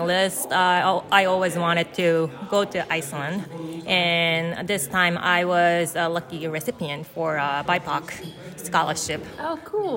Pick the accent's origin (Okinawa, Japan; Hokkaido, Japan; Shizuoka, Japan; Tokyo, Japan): Hokkaido, Japan; Sapporo; English is a second language; moved away as an adult; also born or lived in Chicago suburbs, United States; now in Chicago, United States; I am originally from Japan. Uh, my hometown is Sapporo, Sapporo, Japan, and I currently live in Chicago suburbs